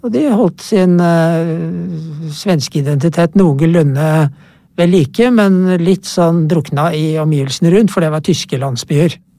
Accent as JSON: {"language": "Norwegian", "country": "Norway", "said": "jeg kommer fra Norge"}